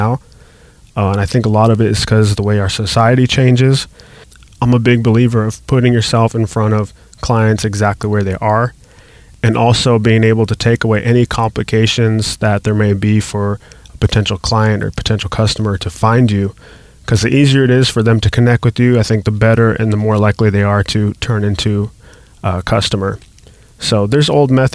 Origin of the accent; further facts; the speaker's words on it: Las Vegas, Nevada, United States; I grew up in Las Vegas